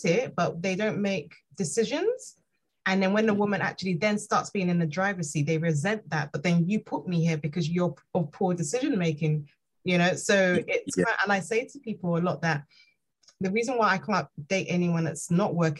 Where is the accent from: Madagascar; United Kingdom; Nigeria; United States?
Nigeria; me being Nigerian